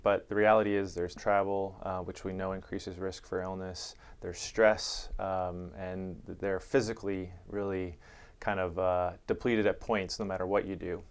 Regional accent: Chicago, Illinois, United States; now in San Diego, United States; I grew up in Chicago

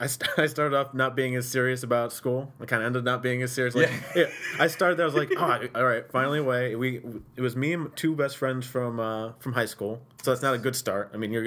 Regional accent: Sequoia Valley, New York, United States; also born or lived in Utica; Utica. I was raised in Sequoia Valley.

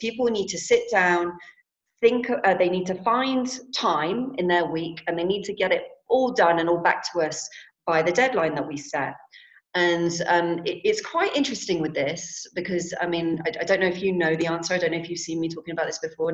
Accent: London, United Kingdom; I'm from London

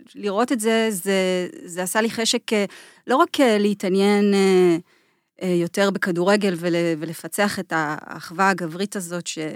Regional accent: Jordan Valley, Northern District, Israel; moved away; אז אני גדלתי בעמק הירדן

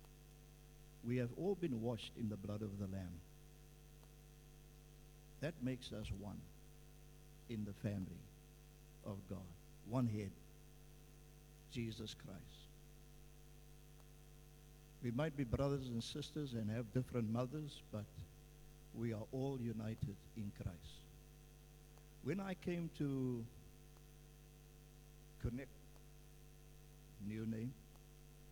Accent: Cape Town, Western Cape, South Africa; also born or lived in Vanguard Estate, Cape Town; I was born in Boerkop, and we all had to leave the city. We moved into a place that the city organized and built some houses

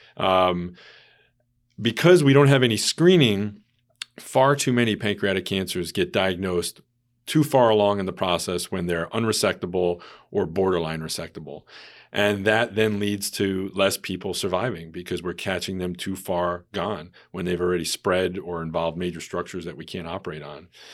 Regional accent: New York, United States; moved away as an adult; now in Hartford, United States; I am originally from New York, uh, but came back to this area almost eight years ago now

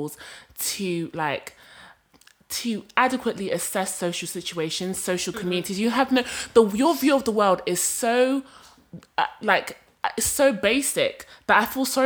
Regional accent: Rwanda; moved away; I'm from Rwanda

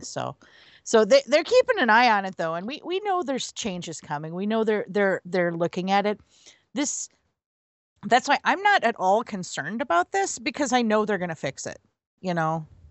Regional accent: United States; I'm an American

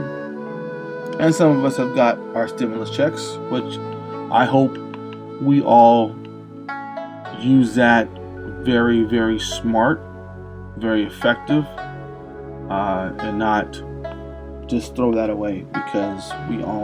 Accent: Las Vegas, Nevada, United States; my hometown here in Las Vegas

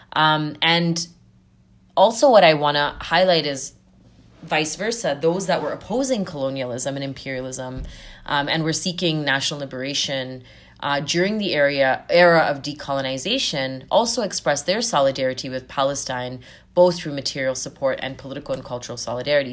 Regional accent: Zambia; now in Canada; I was born and raised in Southern Africa and Zambia, uh, during the height of the anti-apartheid struggle

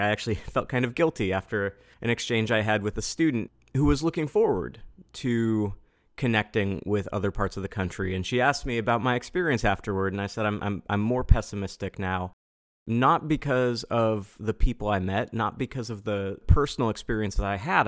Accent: Pacific Northwest, United States; as an American from the Pacific Northwest

